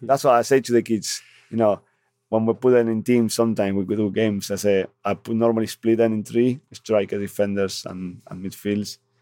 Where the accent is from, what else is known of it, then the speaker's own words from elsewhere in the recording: Argentina; English is a second language; now in North East England, United Kingdom; I'm from Argentina